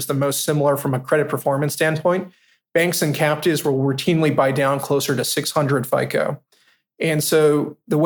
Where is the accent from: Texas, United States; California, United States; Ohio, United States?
California, United States; Palm Springs; moved away as an adult; also born or lived in East Coast; now in New York, United States; I grew up in Palm Springs, California